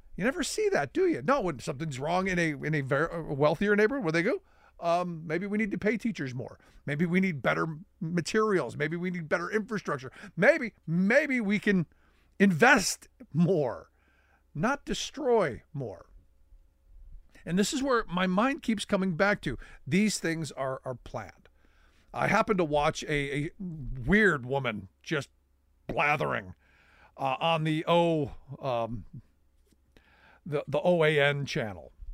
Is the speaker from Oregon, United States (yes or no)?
no; Cleveland, Ohio, United States; growing up in Cleveland.